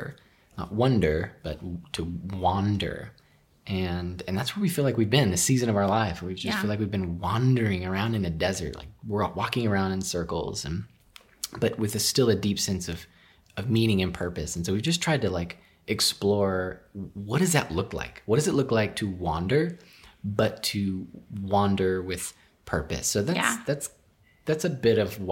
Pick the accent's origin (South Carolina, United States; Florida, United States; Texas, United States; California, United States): Texas, United States; also born or lived in Houston; I'm originally from Texas. I'm a Texas boy, bred, born, and raised